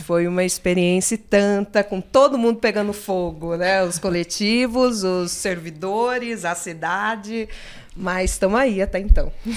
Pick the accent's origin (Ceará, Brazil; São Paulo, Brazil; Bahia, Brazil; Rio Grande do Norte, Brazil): São Paulo, Brazil; Limeira; also born or lived in Osasco; com 12 dias de vida eu fui para Limeira. Né? Eu sou crescida no interior de São Paulo.